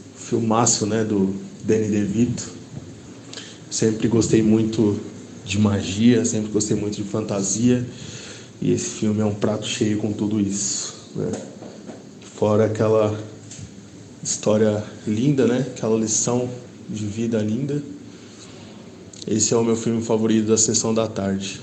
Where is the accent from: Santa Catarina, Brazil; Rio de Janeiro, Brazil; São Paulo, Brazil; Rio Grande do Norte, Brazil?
Rio de Janeiro, Brazil; Campos dos Goytacazes; eu sou do interior do Rio de Janeiro, da cidade de Campos de Goitacazes